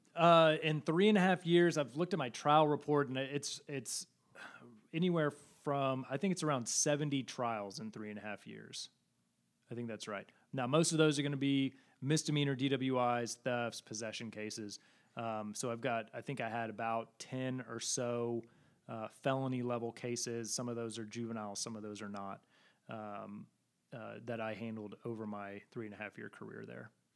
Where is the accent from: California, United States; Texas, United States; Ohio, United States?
Texas, United States; Missouri City; also born or lived in Massachusetts / Parker County, Texas; I was raised in Missouri City, Texas, just southwest of Houston